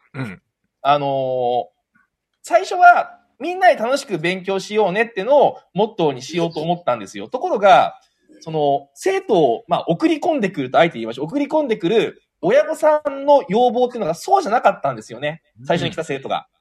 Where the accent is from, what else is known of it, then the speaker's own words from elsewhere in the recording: Niigata, Japan; 私、生まれも育ちも横越育ち、新潟県江南区横越にあります、安倍横教室という学習塾をやっております